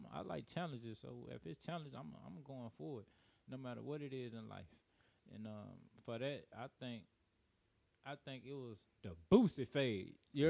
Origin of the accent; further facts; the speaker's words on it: Louisiana, United States; now in Las Vegas, United States; Even growing up in Louisiana